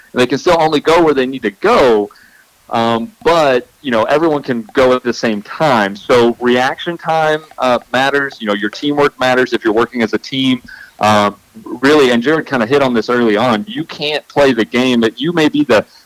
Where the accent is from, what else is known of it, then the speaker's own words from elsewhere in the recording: Arkansas, United States; moved away; now that I'm out of Arkansas, it's nice to look back and see my home state